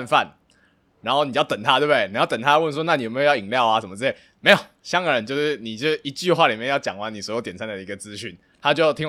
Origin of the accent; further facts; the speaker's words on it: Taiwan; moved away; 作为一个台湾人